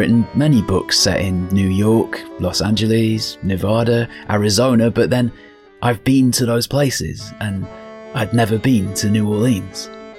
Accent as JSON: {"language": "English", "country": "United Kingdom", "said": "At this point, I have a confession that may disturb you. I'm British."}